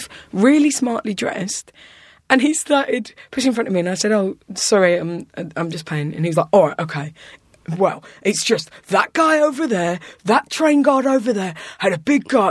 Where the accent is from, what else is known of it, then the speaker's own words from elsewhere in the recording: Kent, South East England, United Kingdom; now in London, United Kingdom; I was coming up from Kent, mm-hmm. which is where I'm from in England